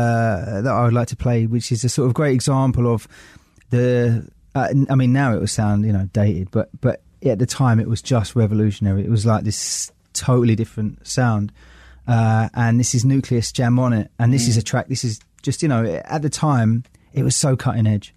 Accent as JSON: {"language": "English", "region": "London", "country": "United Kingdom", "tie": "born or raised there", "said": "I came from Forest Gate in East London"}